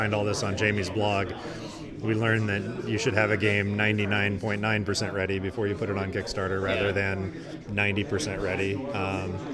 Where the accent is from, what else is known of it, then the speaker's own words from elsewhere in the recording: southern Missouri, United States; now in St. Louis, United States; I live in St. Louis now. I grew up in southern Missouri